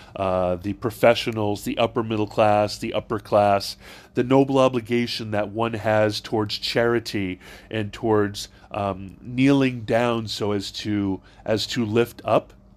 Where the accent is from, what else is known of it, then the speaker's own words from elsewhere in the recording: Hawaii, United States; also born or lived in South Arlington; now in Arlington, United States; I grew up in Hawaii and I went to Saint Louis School